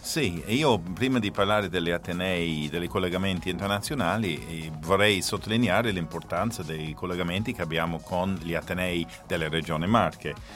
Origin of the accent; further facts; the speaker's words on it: Ireland; now in Italy; sono irlandese